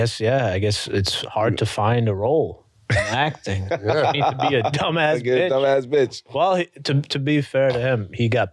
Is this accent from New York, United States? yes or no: yes; New York City, New York, United States; I'm from New York.